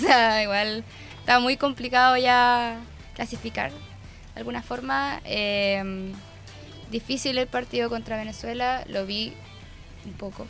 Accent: Araucanía, Chile; yo soy de la Araucanía

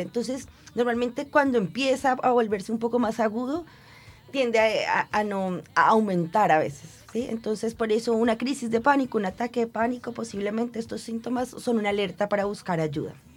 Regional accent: Bogotá, Colombia; moved away as an adult; now in Concepción, Chile; yo soy bogotana y Bogotá es una ciudad bastante fría y lluviosa todo el año

